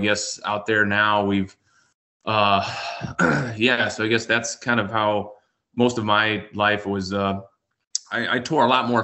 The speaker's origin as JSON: {"language": "English", "region": "South Central South Dakota", "country": "United States", "tie": "born or raised there", "said": "born and raised in South Central South Dakota here. We're about 30 miles west of Mitchell"}